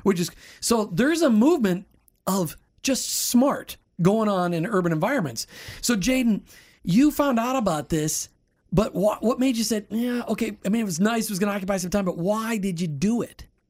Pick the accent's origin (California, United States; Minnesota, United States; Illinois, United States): Minnesota, United States; now in Florida, United States; I grew up in Minnesota, still can't say aunt